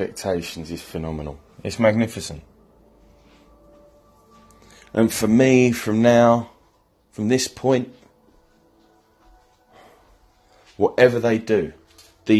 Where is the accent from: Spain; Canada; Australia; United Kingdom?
United Kingdom; England; I'm proud to be English